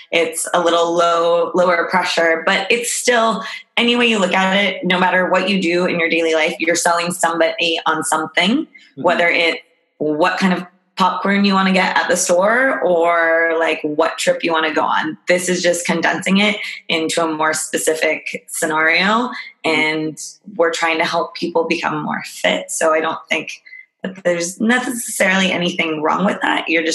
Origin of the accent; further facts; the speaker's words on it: Albuquerque, New Mexico, United States; moved away as an adult; now in San Francisco, United States; I'm actually from Albuquerque, New Mexico